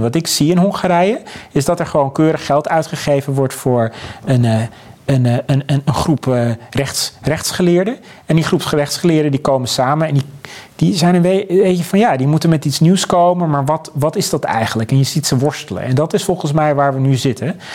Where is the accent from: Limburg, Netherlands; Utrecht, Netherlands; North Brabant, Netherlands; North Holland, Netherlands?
Utrecht, Netherlands; Abcoude; in Apkoude waar ik vandaan kom